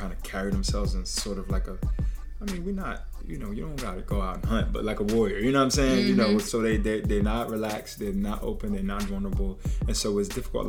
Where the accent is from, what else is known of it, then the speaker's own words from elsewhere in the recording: Trenton, New Jersey, United States; as a young person, I'm from the hood. I'm from Trenton, New Jersey